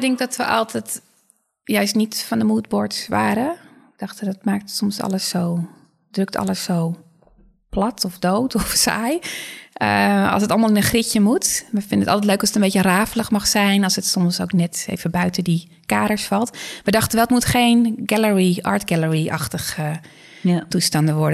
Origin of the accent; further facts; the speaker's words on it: Netherlands; vrij direct altijd als, we, mhm. als Nederlanders